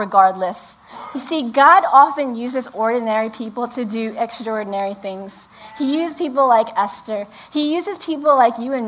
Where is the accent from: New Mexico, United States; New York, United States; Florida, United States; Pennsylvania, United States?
New York, United States; New York City; now in Hudson Valley, United States; We grew up in the Bronx